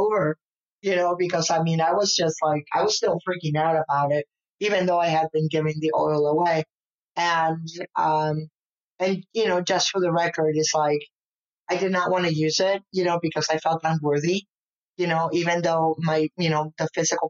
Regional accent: Arizona, United States; also born or lived in Prescott, Arizona; I'm from Arizona

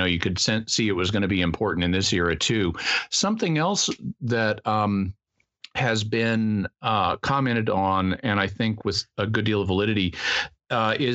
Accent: Mid-South, United States; now in San Diego, United States; I'm from the Mid South

